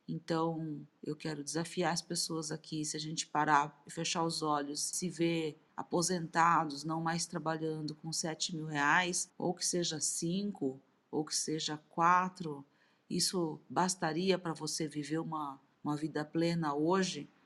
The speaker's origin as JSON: {"language": "Portuguese", "country": "Brazil", "said": "Sou brasileira, descendente nipônica"}